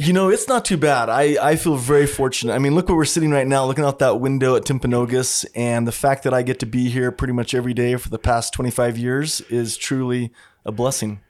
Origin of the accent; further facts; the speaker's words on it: Pleasant Grove, Utah, United States; I grew up in Pleasant Grove, Utah, which is just, you know, thirty minutes from here at Sundance